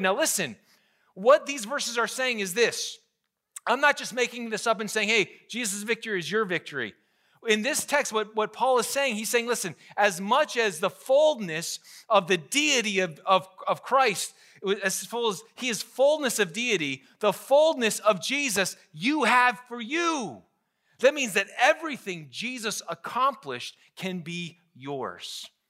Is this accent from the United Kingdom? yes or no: no; Pennsylvania, United States; I grew up in Pennsylvania